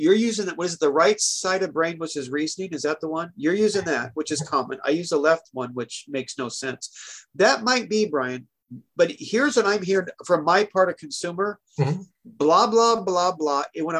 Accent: Portland, Oregon, United States; also born or lived in Seattle, Washington; I was born in Seattle. Boom. Okay. Grew up in Portland. Boom. Lived in San Diego.

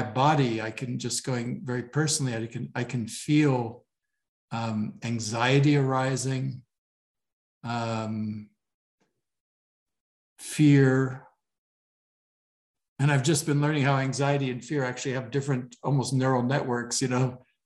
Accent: Switzerland; moved away; I grew up, I spent half my childhood in Switzerland.

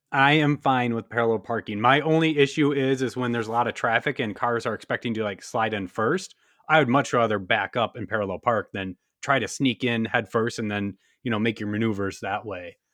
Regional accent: Wisconsin, United States; my home state of Wisconsin.

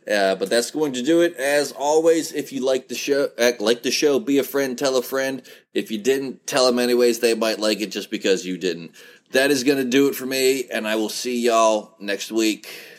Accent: Follansbee, West Virginia, United States; I actually live in this crap hole of a town. Thank you very much. This is my hometown

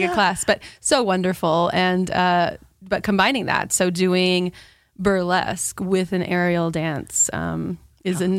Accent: Utah, United States; also born or lived in Spain / Iceland; No, I'm not from here. I was a Navy brat, so I was born in Spain and we lived in Spain and then Iceland and then ended up in Utah and I grew up

